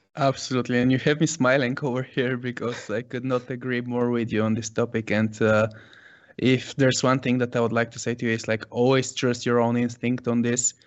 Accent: Sofia, Sofia City, Bulgaria; born and raised in Sofia, Bulgaria

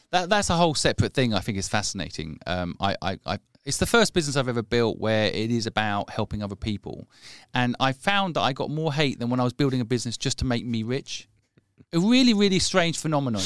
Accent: England, United Kingdom; I am English

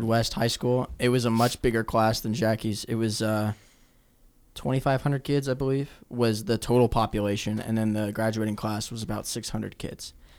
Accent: Omaha, Nebraska, United States; I'm from Omaha, Nebraska

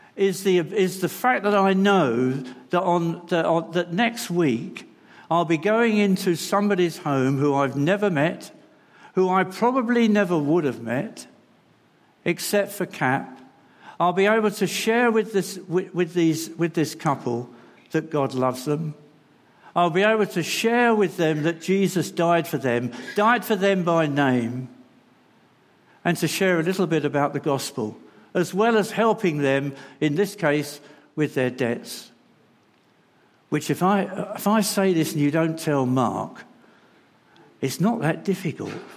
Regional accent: London, United Kingdom; moved away; also born or lived in Bingley; I come from London

